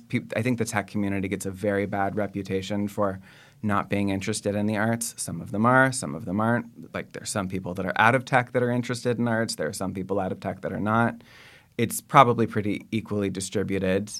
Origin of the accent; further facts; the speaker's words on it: Bay Area, California, United States; I grew up in the Bay Area